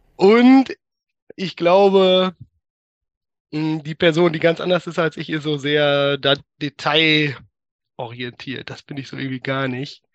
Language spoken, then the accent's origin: German; Münsterland, North Rhine-Westphalia, Germany; first language German; moved away as an adult; also born or lived in Berlin / Bochum / Eindhoven; now in Helmond, Netherlands; ich komme ursprünglich aus dem Münsterland, äh, Dorfkind aus einem hm. 3000 Seelendorf.